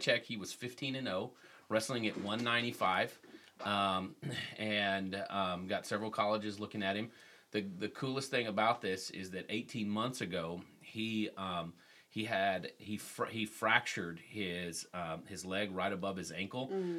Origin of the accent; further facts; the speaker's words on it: Texas, United States; I grew up in Texas